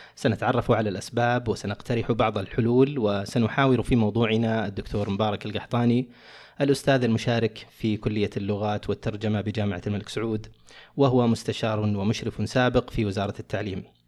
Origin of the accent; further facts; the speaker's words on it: Saudi Arabia; عندنا في السعوديه